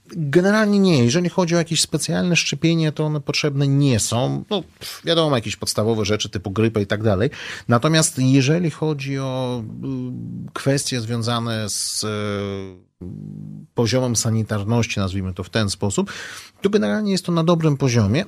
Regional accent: Uzbekistan; now in Poland; pochodzę z Uzbekistanu

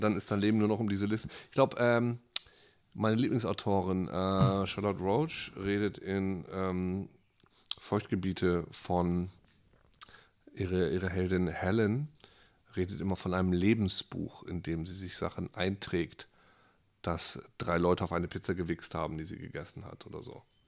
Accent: Friesland, Lower Saxony, Germany; moved away; Also ich komme aus Friesland, da gab es ne, dieses normale Haus. Jeder hatte eine Kuh, jeder hatte ein Schwein.

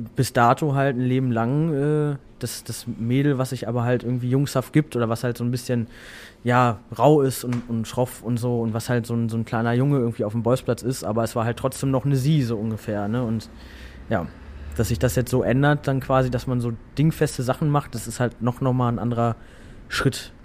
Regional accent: Hamm, North Rhine-Westphalia, Germany; moved away; also born or lived in Hannover; die wohnen immer noch in Hamm. Äh, auch in einem Haus, wo ich groß geworden bin.

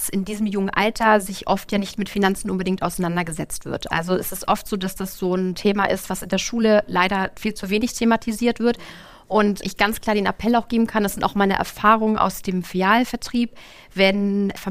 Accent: Lübeck, Schleswig-Holstein, Germany; bin geboren und aufgewachsen im schönen Lübeck

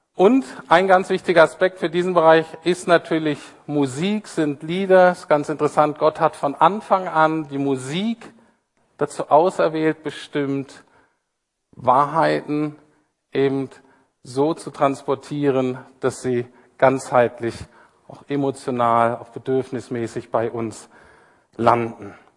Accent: Bremen, Germany; now in Berlin, Germany; Ich komme ja so aus Bremen, so ein bisschen

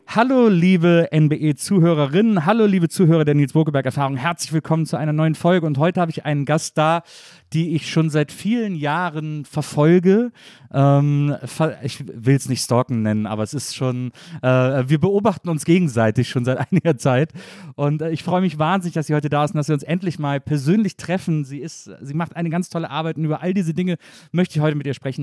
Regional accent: Wesseling, North Rhine-Westphalia, Germany; also born or lived in Cologne; now in Berlin, Germany; Wesseling, wo ich, wo ich aufgewachsen bin

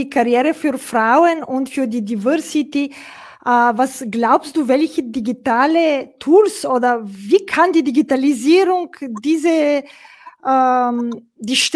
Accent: Bulgaria; German is a second language; ich komme aus Bulgarien ursprünglich

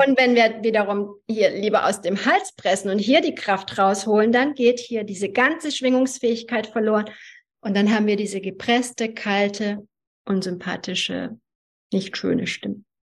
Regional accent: Germany; German is a second language; also born or lived in Hungary; ich bin in Ungarn geboren. Ich war sieben Jahre alt, als ich nach Deutschland gekommen bin, wurde in die zweite Klasse eingeschult und konnte kein Wort Deutsch.

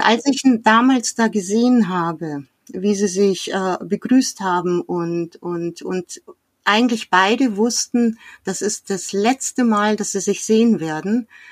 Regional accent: Munich, Bavaria, Germany; wir sind im, direkt in München aufgewachsen, ziemlich zentral

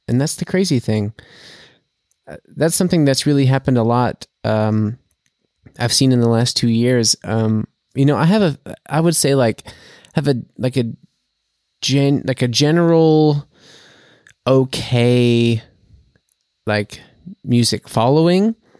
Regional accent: United States; now in Germany; as an American

